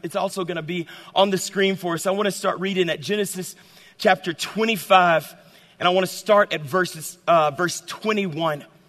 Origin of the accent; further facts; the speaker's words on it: the South, United States; I'm from the South